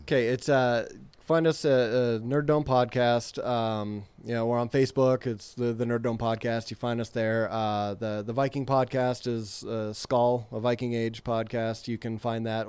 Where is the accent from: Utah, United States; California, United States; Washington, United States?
Utah, United States; I'm from Utah, so it made me think of home